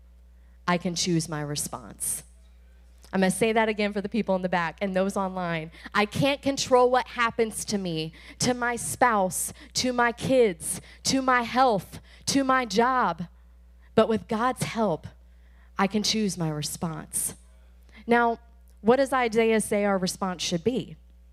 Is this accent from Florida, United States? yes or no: yes; Tampa, Florida, United States; We are from Tampa Bay